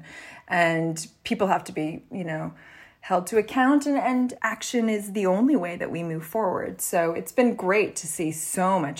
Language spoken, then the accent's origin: English; Canada; I grew up in Canada.